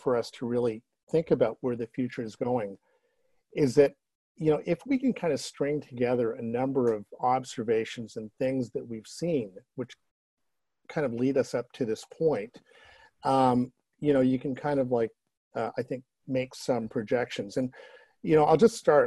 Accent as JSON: {"language": "English", "town": "Toronto", "region": "Ontario", "country": "Canada", "tie": "born or raised there", "said": "growing up in Toronto"}